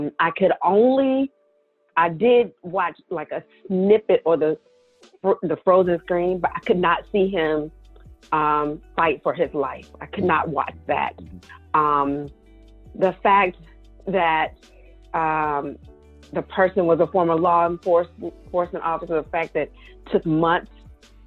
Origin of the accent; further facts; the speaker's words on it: the South, United States; now in Maryland, United States; I'm from the South.